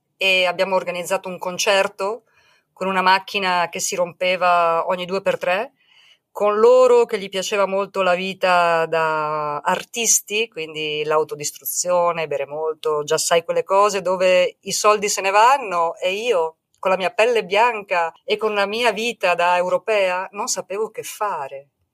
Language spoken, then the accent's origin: Italian; Italy; moved away as an adult; now in Mexico; sono italiana